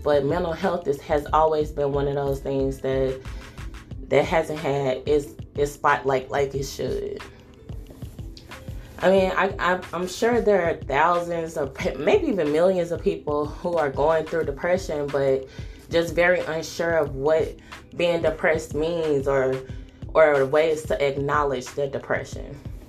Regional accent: the South, United States; You know, like, I grew up in the South.

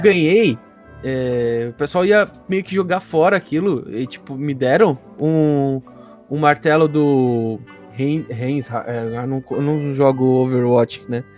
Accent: Guarulhos, São Paulo, Brazil; eu sou de Guarulhos

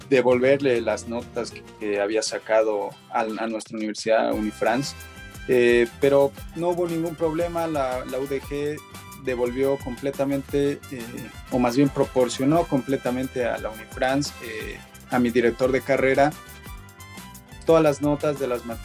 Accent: La Paz, Bolivia; now in Santa Cruz, Bolivia; pues a ver, yo soy de La Paz, pero ya vivo bastante tiempo en Santa Cruz, entonces mi, mi manera de hablar no es ni de cama ni de colla, entonces

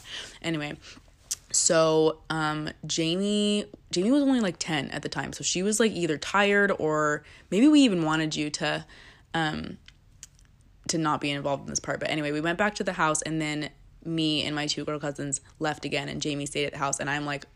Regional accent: Northern California, United States; moved away; we're from Northern California, and our extended family still lives there

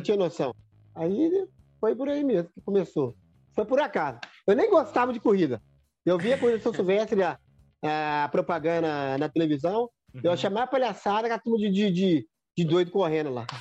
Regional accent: Minas Gerais, Brazil; now in Águas Lindas de Goiás, Brazil; Sou mineiro descoberto, né? E hoje eu moro em torno de Brasília

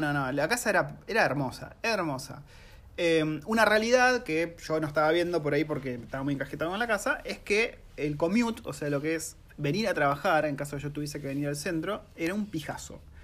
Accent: Argentina; moved away as an adult; also born or lived in New Zealand; now in Wellington, New Zealand; somos una familia argentina

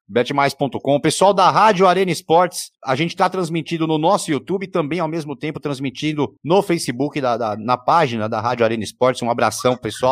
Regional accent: Jaú, São Paulo, Brazil; eu sou de Jaú

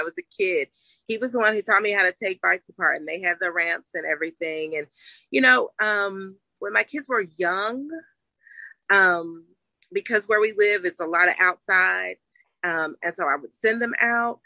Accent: West Virginia, United States; I'm from West by God, Virginia. So I'm a country girl

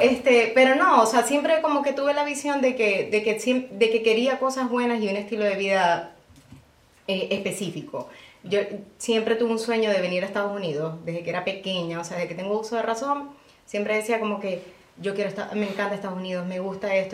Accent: Maracaibo, Zulia, Venezuela; moved away as an adult; now in United States; también soy de Maracaibo, Venezuela

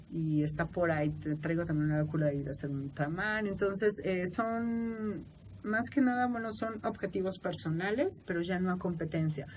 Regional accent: Mexico City, Mexico; de la Ciudad de México, vivo en el sur de la ciudad

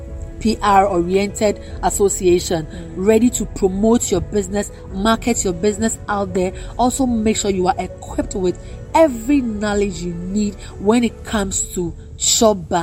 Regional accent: Ghana; as Ghanaians

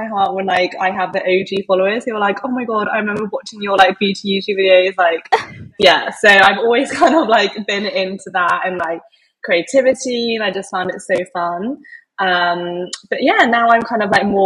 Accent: England, United Kingdom; moved away as an adult; now in Sydney, Australia; As you can probably tell from my accent, I'm originally from England. I was brought up there.

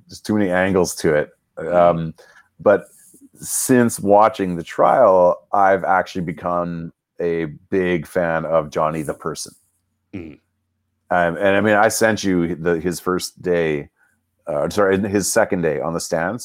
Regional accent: Canada; we grew up in Canada.

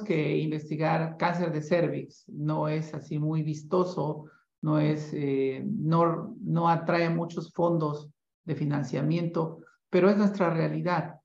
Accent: Mexico

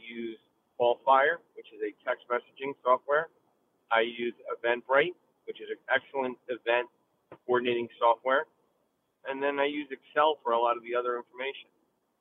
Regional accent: New Jersey, United States; also born or lived in Allentown, Pennsylvania; now in Philadelphia, United States; I came to Philadelphia from Allentown, Pennsylvania, originally from North Jersey.

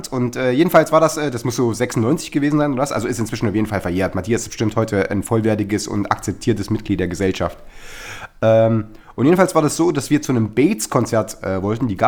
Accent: Chemnitz, Saxony, Germany; ich habe ganz, ganz früher schon so eine, so eine äh, Kiddie-Punk-Band gehabt in, äh, in Karl-Marx, wo ich herkomme.

